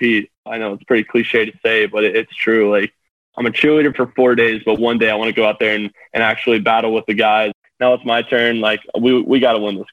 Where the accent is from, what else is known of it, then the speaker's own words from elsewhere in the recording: Atlanta, Georgia, United States; being from Atlanta